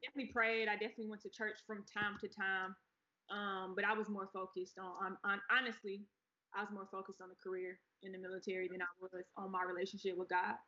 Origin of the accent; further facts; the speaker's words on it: Atlanta, Georgia, United States; also born or lived in Pensacola, Florida; I'm from Atlanta. I know Atlanta. I was born in Pensacola, Florida, though and that's where my grandmother raised me until I was about eight. Then we moved to Atlanta